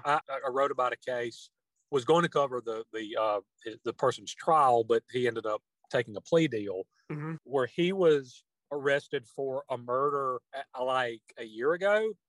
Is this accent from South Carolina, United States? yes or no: yes; Union, South Carolina, United States; born there; I was born in Union, South Carolina, still reside there.